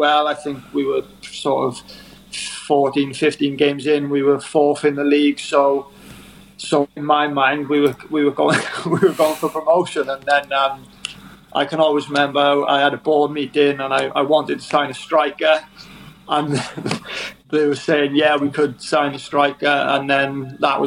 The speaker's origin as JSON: {"language": "English", "region": "Wales", "country": "United Kingdom", "said": "being a Welshman"}